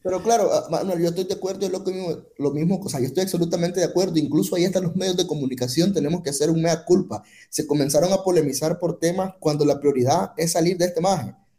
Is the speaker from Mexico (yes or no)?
no; Nicaragua; como nicaragüenses